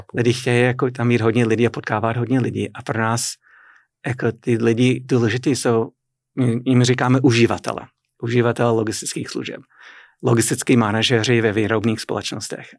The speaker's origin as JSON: {"language": "Czech", "town": "Boston", "region": "Massachusetts", "country": "United States", "tie": "born or raised there", "second_language": "Czech", "moved": "as an adult", "lives_now": "Kladno, Czech Republic", "said": "Já jsem ze severovýchodu a tam z Nové Anglie, opravdu Nová Anglie jako, jako stará Anglie. Je to hodně evropské, evropská část Ameriky a e, moje rodné město je Boston. Jako jsem se narodil blízko Bostonu"}